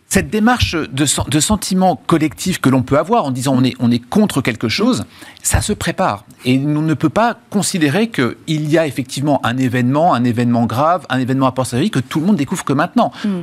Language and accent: French; France; en tant que Français